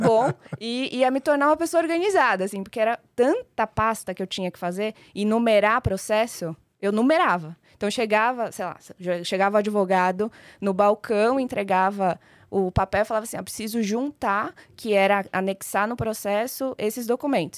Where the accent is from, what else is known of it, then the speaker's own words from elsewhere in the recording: São Paulo, Brazil; also born or lived in Maringá, Paraná; eu sou uma maringaense, nasci em Maringá, mas só nasci. É. Vim muito, muito nova para São Paulo, então sou só de nascença e paulista de vivência